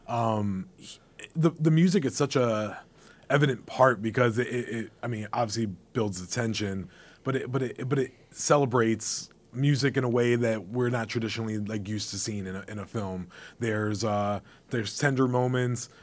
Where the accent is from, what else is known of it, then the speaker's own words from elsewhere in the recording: United States; I grew up in the, the backyard of New York City